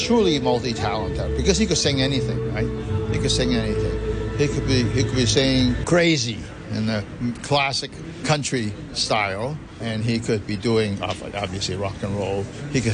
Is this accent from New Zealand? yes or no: no; Hong Kong; I was born and raised in Hong Kong.